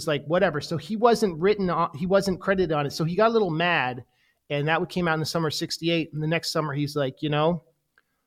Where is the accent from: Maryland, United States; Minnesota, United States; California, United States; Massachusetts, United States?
California, United States; Oakland; I grew up in Oakland